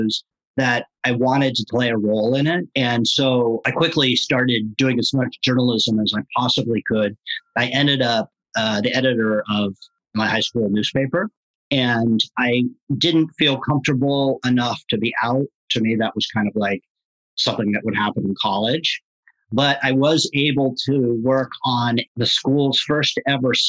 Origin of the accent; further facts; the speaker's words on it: Marin County, California, United States; growing up in Marin County, California